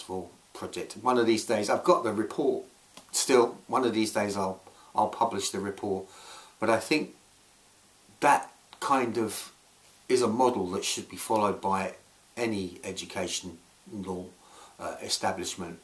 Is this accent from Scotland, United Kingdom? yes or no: yes; Scotland, United Kingdom; moved away; I moved back to my home country, Scotland